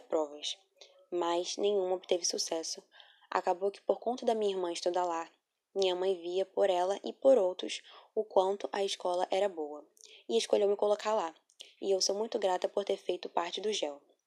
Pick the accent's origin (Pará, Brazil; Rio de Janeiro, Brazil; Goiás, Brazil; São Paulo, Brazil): Rio de Janeiro, Brazil; Nasci no Rio de Janeiro, moro perto da escola